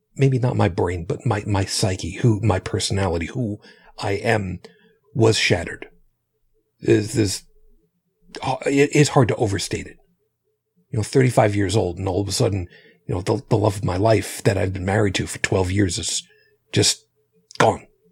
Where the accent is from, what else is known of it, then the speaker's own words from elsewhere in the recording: Long Island, New York, United States; When I was growing up on Long Island